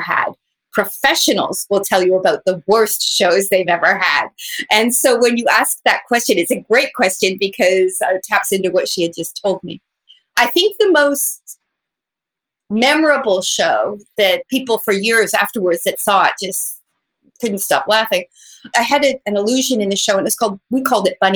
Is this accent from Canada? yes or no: yes; Canada; moved away as an adult; now in Las Vegas, United States; I was home. I'm Canadian. So I was visiting my family at Christmas for Canada